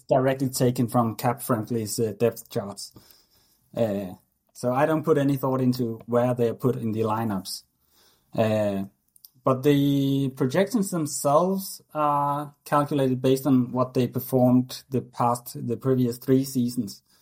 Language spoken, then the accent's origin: English; Denmark; I always played hockey growing up in Denmark